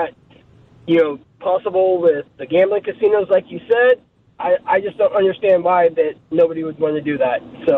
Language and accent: English; Kankakee, Illinois, United States; now in California, United States; I listen on the regular every single day out here from California. I was born and raised in Kankakee, Illinois, so not too far, you know, from you guys